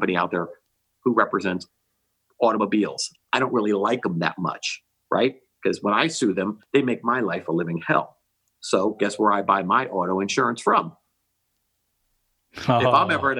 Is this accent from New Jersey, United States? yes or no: yes; New Jersey, United States; now in Florida, United States; Growing up in New Jersey